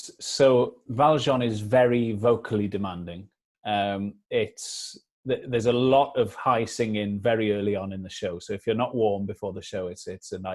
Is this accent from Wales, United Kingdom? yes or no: yes; Wales, United Kingdom; being Welsh